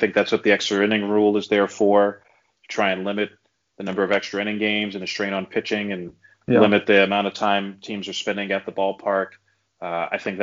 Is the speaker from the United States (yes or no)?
yes; New York City, New York, United States; I was a big New York Mets fan as a kid growing up in New York City